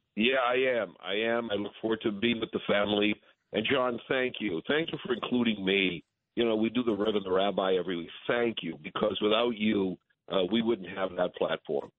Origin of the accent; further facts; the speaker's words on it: New England, United States; I'm from New England